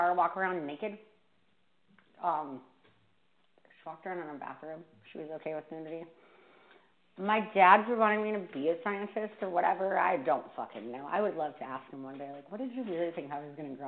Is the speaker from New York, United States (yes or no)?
no; Vista, California, United States; moved away as an adult; also born or lived in Washington, D.C.; I grew up in Vista